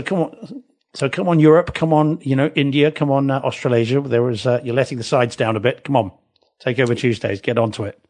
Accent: New Zealand; now in England; I am a New Zealander

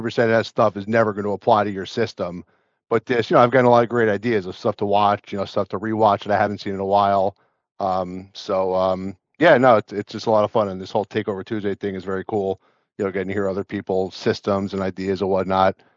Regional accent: New Jersey, United States; I'm from New Jersey

